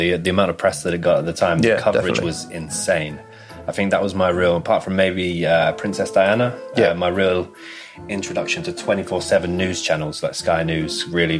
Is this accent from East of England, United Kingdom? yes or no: yes; Cambridge, East of England, United Kingdom; So we're both from the lovely, lovely city of Cambridge.